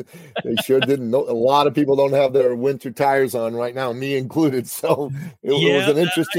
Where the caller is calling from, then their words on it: Toronto, Ontario, Canada; I'm calling in from the Big Smoke, Toronto, Canada, man, where we just had a snowstorm, an unexpected one.